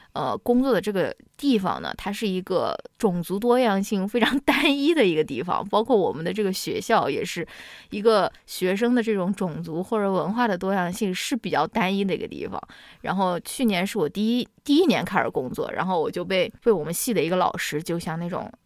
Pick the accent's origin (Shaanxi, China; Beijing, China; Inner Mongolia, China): Shaanxi, China; Xi'an; moved away; 我是陕西人，我是在西安长大的